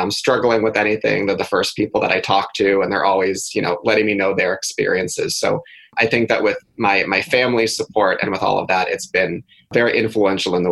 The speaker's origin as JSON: {"language": "English", "town": "Thousand Oaks", "region": "California", "country": "United States", "tie": "born or raised there", "said": "So I grew up in Thousand Oaks, California, which is outside of Los Angeles"}